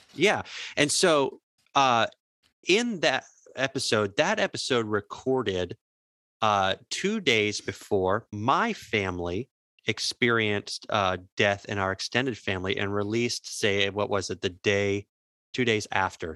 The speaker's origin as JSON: {"language": "English", "town": "Jacksonville", "region": "Florida", "country": "United States", "tie": "born or raised there", "said": "I grew up near the Jacksonville Suns"}